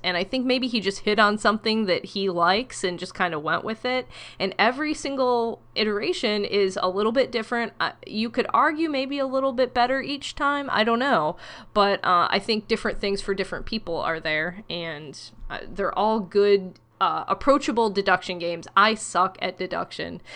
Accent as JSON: {"language": "English", "region": "Ohio", "country": "United States", "said": "I'm from Ohio."}